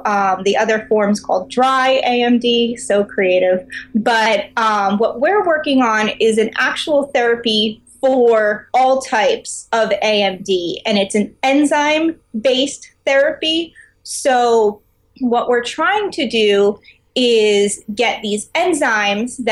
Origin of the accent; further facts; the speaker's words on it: United States; I grew up in New York